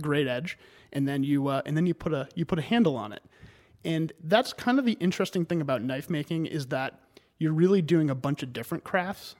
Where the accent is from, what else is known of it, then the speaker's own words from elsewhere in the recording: Cumberland, Maine, United States; also born or lived in Hartford, Connecticut; I've been a Mainer ever since then. Uh, and I grew up in Cumberland.